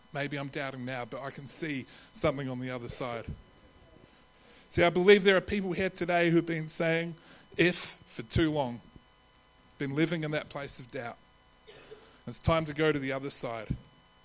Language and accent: English; New Zealand; accent: Kiwi; now in Adelaide, Australia; my Kiwi accent